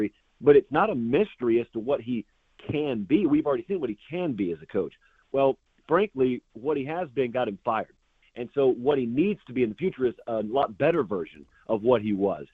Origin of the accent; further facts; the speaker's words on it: Georgia, United States; I grew up in Georgia. And I'm in Georgia right now.